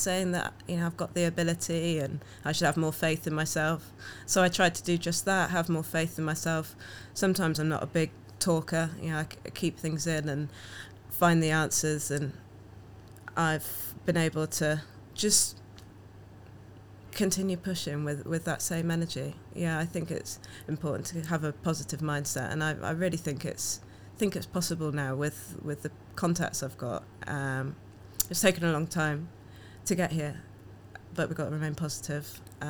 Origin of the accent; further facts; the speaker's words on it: Jamaica; I'm Jamaican, walking around a town that's not diverse, and people ask, where are you from?